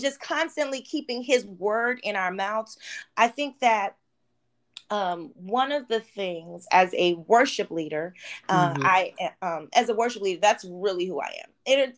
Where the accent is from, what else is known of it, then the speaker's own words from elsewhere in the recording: Oxnard, California, United States; also born or lived in Baltimore, Maryland; So let's see. I was born in Baltimore, Maryland. We moved to Oxnard